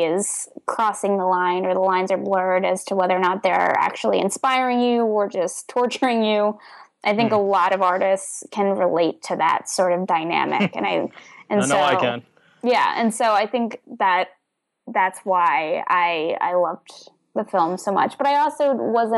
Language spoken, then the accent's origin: English; suburbs of Philadelphia, Pennsylvania, United States; from my neighborhood, actually, from my hometown